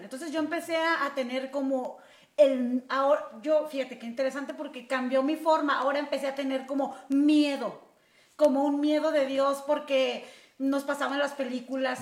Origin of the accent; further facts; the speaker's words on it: Tijuana, Baja California, Mexico; yo nací aquí en Tijuana, soy tijuanense de corazón